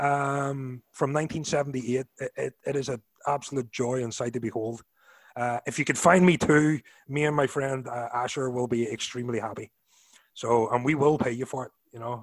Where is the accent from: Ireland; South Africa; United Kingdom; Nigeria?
Ireland; moved away as an adult; also born or lived in Orlando; now in Knoxville, United States; being Irish and moving to America